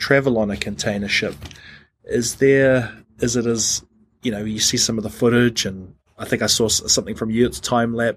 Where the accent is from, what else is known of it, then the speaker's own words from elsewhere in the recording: New Zealand; I'm from New Zealand